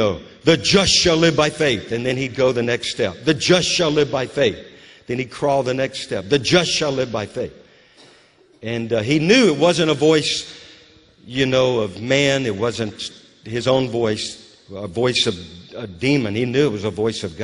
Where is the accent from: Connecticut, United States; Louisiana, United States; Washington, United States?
Louisiana, United States; now in Moravian Falls, United States; Louisiana, my home state